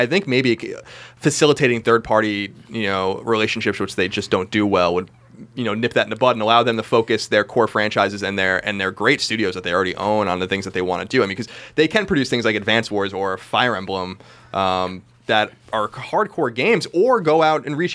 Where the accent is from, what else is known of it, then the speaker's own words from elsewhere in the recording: Long Island, New York, United States; where I grew up on Long Island